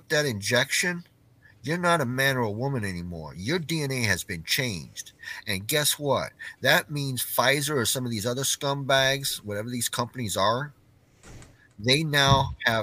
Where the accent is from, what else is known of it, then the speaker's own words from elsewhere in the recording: Clarksville, Tennessee, United States; my hometown here in Clarksville, Tennessee